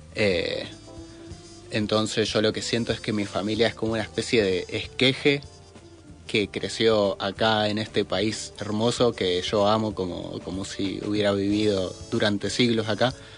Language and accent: Spanish; Zapala, Neuquén, Argentina; also born or lived in Ecuador; yo nací en Zapala